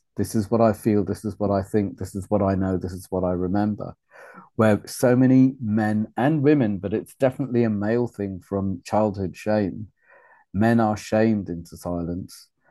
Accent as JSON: {"language": "English", "region": "Wales", "country": "United Kingdom", "tie": "born or raised there", "also_born_or_lived": "Uganda", "said": "town I was brought up in in Wales after refugee camp"}